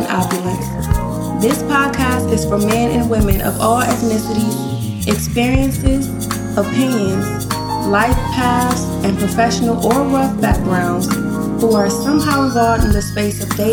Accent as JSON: {"language": "English", "town": "Flint", "region": "Michigan", "country": "United States", "tie": "born or raised there", "also_born_or_lived": "Southern California", "moved": "as an adult", "lives_now": "Texas, United States", "said": "I'm originally from Flint, Michigan. I was born and raised in Flint before relocating all over the world"}